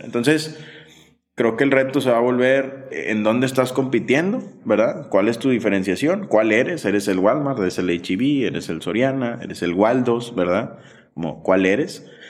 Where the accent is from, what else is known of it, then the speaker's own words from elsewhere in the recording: Monterrey, Nuevo León, Mexico; also born or lived in Sonora; yo que crecí en Monterrey